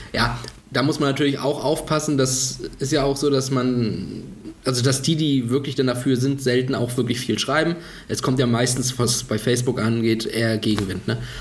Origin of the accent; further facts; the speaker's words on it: Germany; bei uns in Deutschland